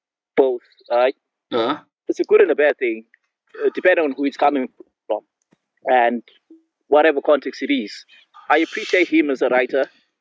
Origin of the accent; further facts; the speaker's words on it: Zimbabwe; I was born in Zimbabwe.